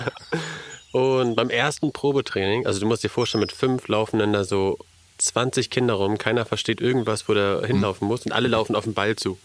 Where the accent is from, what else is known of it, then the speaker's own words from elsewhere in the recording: Elmshorn, Schleswig-Holstein, Germany; ich komme ursprünglich aus Elmshorn